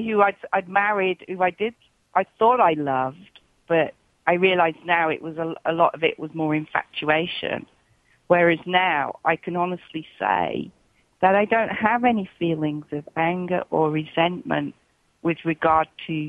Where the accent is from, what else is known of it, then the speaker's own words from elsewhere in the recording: England, United Kingdom; now in Australia; it was when I came from England to Australia